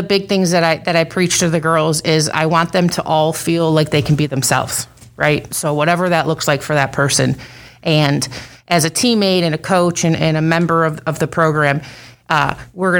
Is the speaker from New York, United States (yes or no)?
yes; Buffalo, New York, United States; moved away as an adult; I grew up in Buffalo, New York